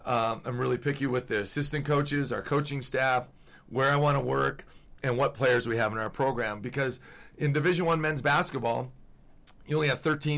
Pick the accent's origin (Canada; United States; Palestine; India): United States; Midwest; I'm from the Midwest.